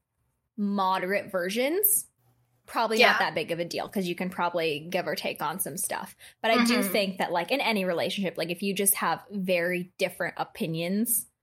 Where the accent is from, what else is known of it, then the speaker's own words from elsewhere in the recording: United States; I'm American